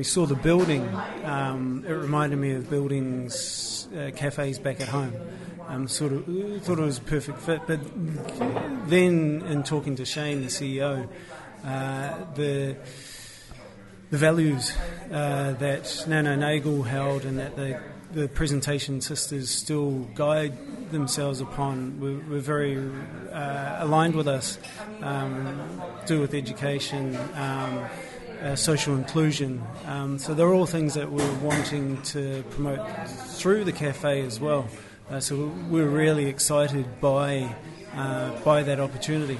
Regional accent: New Zealand; moved away as an adult; now in Cork, Ireland; I'm a New Zealander

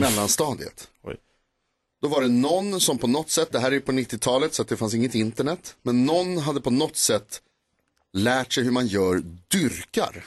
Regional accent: Stockholm, Stockholm County, Sweden; Jag är uppväxt på Knivsöder i Stockholm

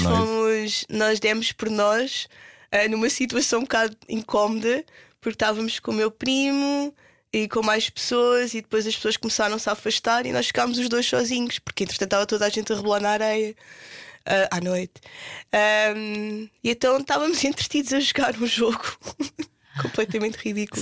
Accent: Portugal; moved away as an adult; also born or lived in London; como portugueses cristãos

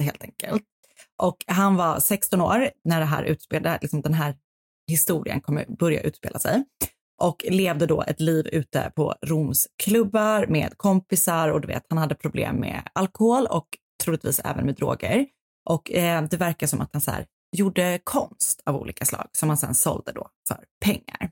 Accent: Stockholm, Stockholm County, Sweden; born or raised there

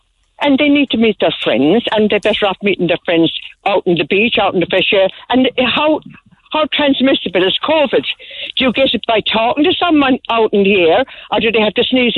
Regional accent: Youghal, Munster, Ireland; I'm from Yall.

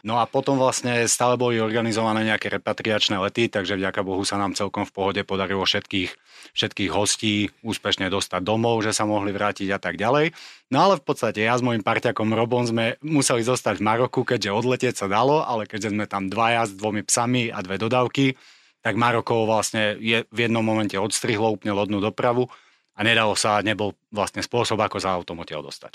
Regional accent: Slovakia; moved away as an adult; also born or lived in Morocco; ja som osobne bol na Slovensku cez leto po 15 rokoch. Od mojich, myslím, 18 rokov som leto na Slovensku nestravil

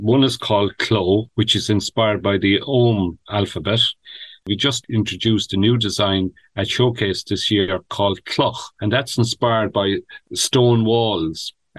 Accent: Ring, Munster, Ireland; I was actually born here and I grew up here in the Gaeltacht, went to school here.

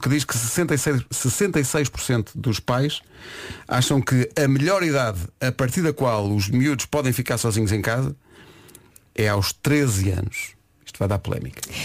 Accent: Oeiras, Lisbon, Portugal; eu nasci em Oeiras e sempre disse Oeiras

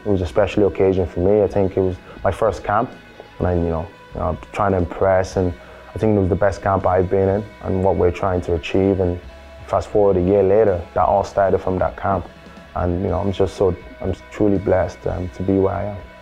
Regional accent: Ireland; also born or lived in Nigeria; we moved to we moved to Ireland 2000, 2005 December time, and uh, I remember the time my mom told me because my dad works. He was here. He's a nurse, and he got a nice job here. And he wanted to bring us over, you know, give us the opportunity in the education. And uh, I think it was a, uh, it was a strain because obviously I think I was eight at that time

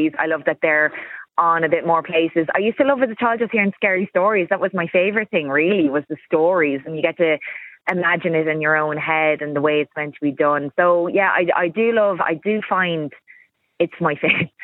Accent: Louth, Leinster, Ireland; I'm from Louth

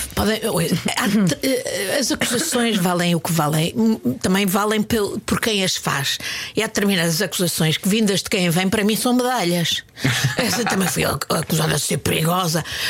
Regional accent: Lisbon, Portugal; also born or lived in Indonesia; quando era miúda, vivia em Benfica e fazia ginástica no Benfica.

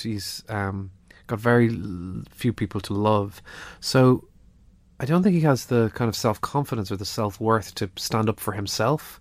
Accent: Ireland; being Irish

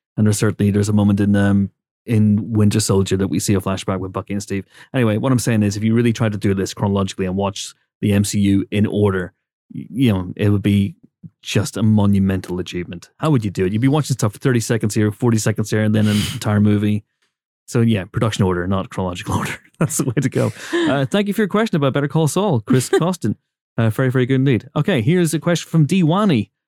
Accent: Northern Ireland, United Kingdom; I come from Northern Ireland

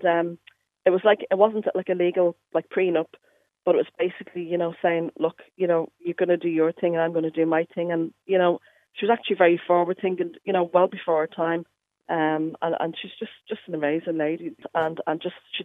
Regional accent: Dublin, Leinster, Ireland; moved away as an adult; now in Derry, United Kingdom; I moved to Derry from Dublin just like 22 years ago

